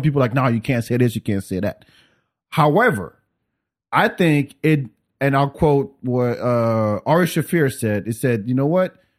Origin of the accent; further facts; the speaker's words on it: Paris, Île-de-France, France; also born or lived in Africa; now in Austin, United States; I grew up in Paris.